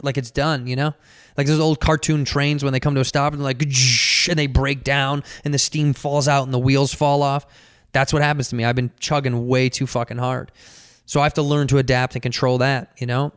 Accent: Chicago, Illinois, United States; moved away; I'm born and raised in Chicago

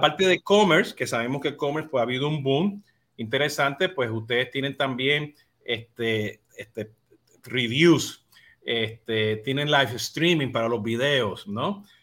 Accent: Puerto Rico; now in Florida, United States; Yo siendo boricua

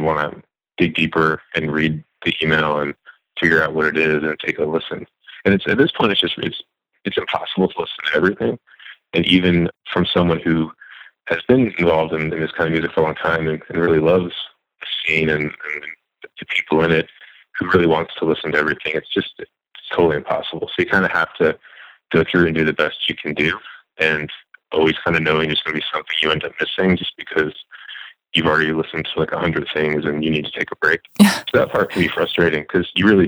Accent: New Jersey, United States; I grew up in New Jersey

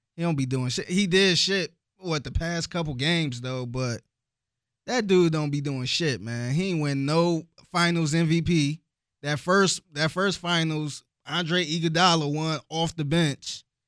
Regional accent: Cleveland, Ohio, United States; now in Houston, United States; growing up in Cleveland

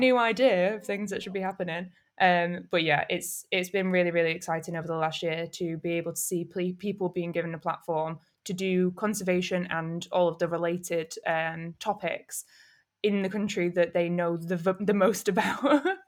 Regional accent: Manchester, North West England, United Kingdom; also born or lived in Camden, London; now in London, United Kingdom; I'm from North Manchester

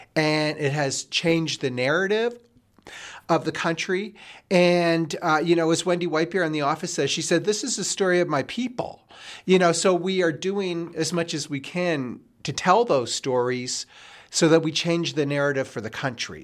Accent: Nova Scotia, Canada; moved away; also born or lived in Quebec / Ontario / Saskatchewan / Alberta; growing up in Nova Scotia

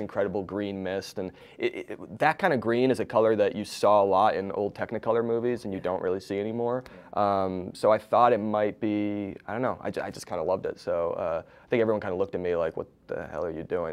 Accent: East Coast, United States; now in Los Angeles, United States; I live in L A now but I grew up on the East Coast

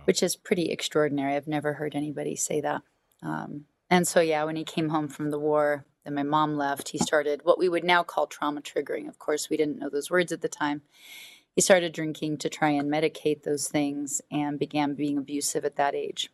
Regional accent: Alaska, United States; I was raised in Alaska

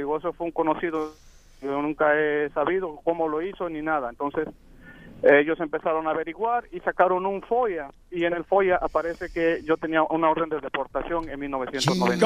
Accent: Mexico; now in United States; soy mexicano

